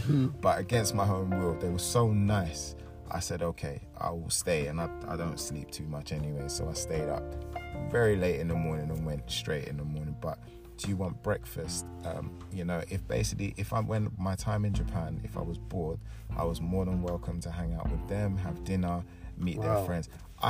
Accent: Jamaica; But I said, oh, I'm Jamaican.

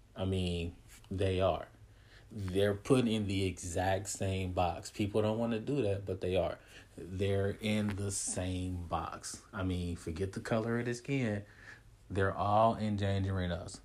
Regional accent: United States; we're Americans

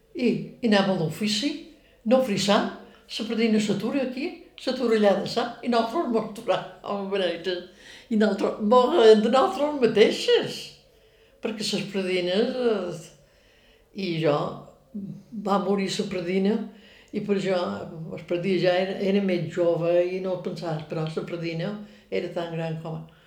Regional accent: Montuïri, Balearic Islands, Spain; Jo vaig néixer a Montuïri, som montuïrina, i m'hi sent. Quan vaig ser petita no me vaig moure

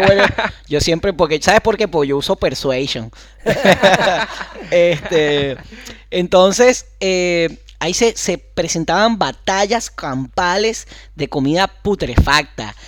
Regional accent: Carrizal, Miranda, Venezuela; moved away; also born or lived in Caracas; soy de Carrizal

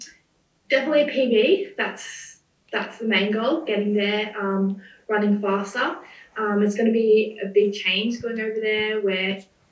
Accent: Gold Coast, Queensland, Australia; I'm from the Gold Coast

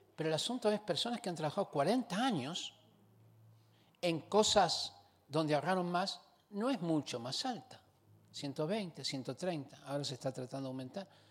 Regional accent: Argentina; now in Chile; Yo vine a este país yo soy argentino, vine a este país hace 41 años atrás

